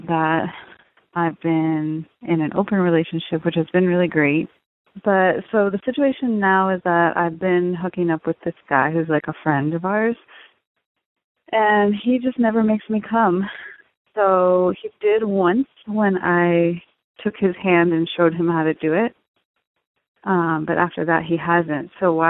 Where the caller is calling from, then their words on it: East Coast, United States; Hi, Dan. I'm calling from the East Coast, and I'm married.